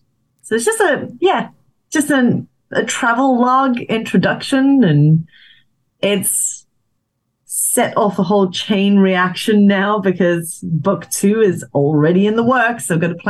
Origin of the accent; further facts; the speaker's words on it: South Africa; You know, I went back to my hometown in South Africa